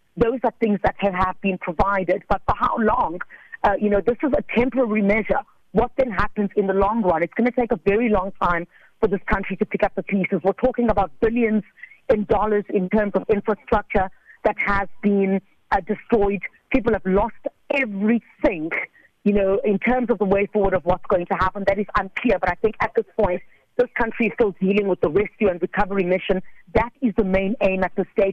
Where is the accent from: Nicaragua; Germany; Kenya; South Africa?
South Africa; I'm South African.